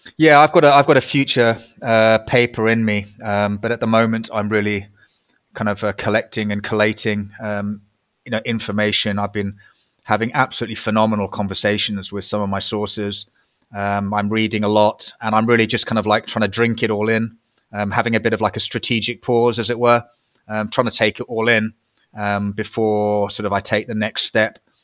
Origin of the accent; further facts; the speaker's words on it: United Kingdom; I was a Brit